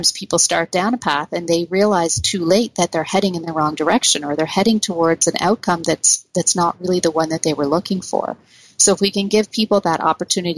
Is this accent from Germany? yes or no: no; Canada; we're Canadian